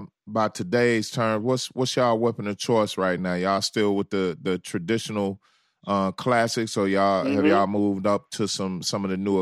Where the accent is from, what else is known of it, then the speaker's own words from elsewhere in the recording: the South, United States; I'm from the South